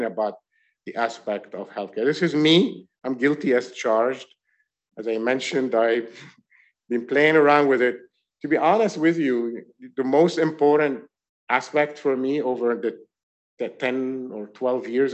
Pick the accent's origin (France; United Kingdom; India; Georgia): France; now in New York, United States; I grew up in France.